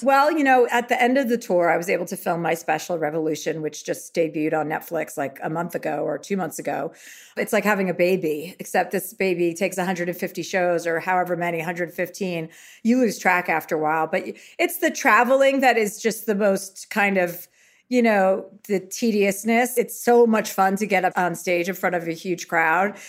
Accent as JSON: {"language": "English", "country": "United States", "said": "I am American"}